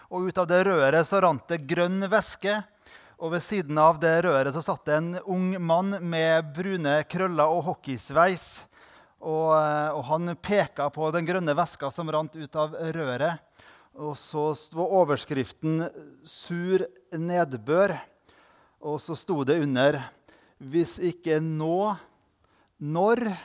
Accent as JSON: {"language": "Norwegian", "area": "Indre Nordmøre", "region": "Møre og Romsdal", "country": "Norway", "said": "der jeg kommer fra, på Indre Nordmøre, der har vi to lokalaviser."}